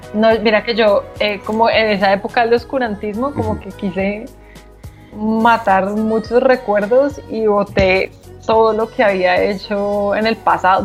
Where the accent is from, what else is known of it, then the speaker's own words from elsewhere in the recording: Bogotá, Colombia; also born or lived in Manizales; Solo nací allá. Eh, fui criada en Bogotá